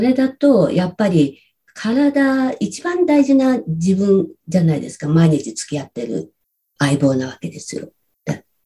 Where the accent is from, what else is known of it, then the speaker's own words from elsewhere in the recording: rural Saitama, Japan; moved away as an adult; also born or lived in Tokyo; 埼玉のど田舎です。